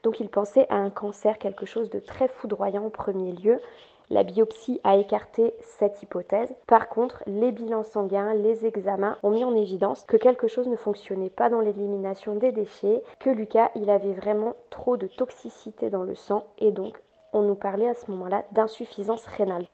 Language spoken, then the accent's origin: French; Nord, Hauts-de-France, France; je suis résidente du Nord, j'habite le Nord de la France